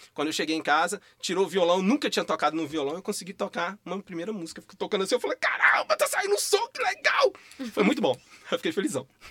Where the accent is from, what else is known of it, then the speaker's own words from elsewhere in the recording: Rio Casca, Minas Gerais, Brazil; moved away; also born or lived in Belo Horizonte; eu vim da roça, igual eu falei, eu vim de Rio Casca, interior. E aí eu vim de lá pra cá, aí eu morei numa periferia da região norte de Belo Horizonte, é, no bairro Jardim Leblon, na Vila Polônia por muito tempo